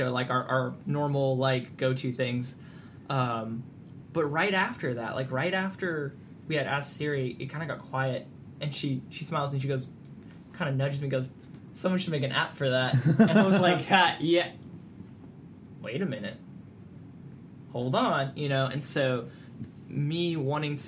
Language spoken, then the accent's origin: English; Arizona, United States; moved away as an adult; now in Southeast Texas, United States; I'm from Arizona